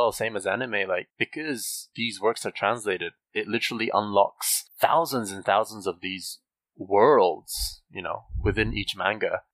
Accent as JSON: {"language": "English", "country": "New Zealand", "tie": "born or raised there", "said": "I grew up in New Zealand"}